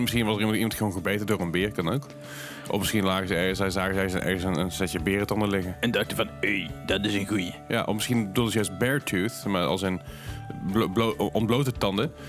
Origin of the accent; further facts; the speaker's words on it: North Limburg, Netherlands; in Noord-Limburg, waar ik ook vandaan kom